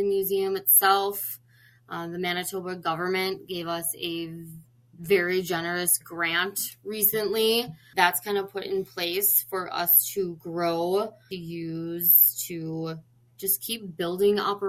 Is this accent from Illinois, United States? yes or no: yes; Chicago, Illinois, United States; moved away as an adult; now in North Dakota, United States; I'm originally from Chicago